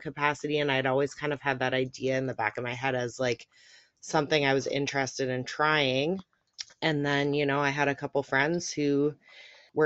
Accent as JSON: {"language": "English", "country": "Canada", "said": "I'm from Canada. That's as specific as I'm going to get, but I am a Canadian friend here."}